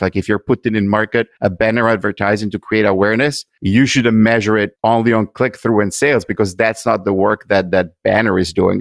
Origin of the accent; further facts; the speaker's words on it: Italy; moved away as an adult; now in United States; I grew up in Italy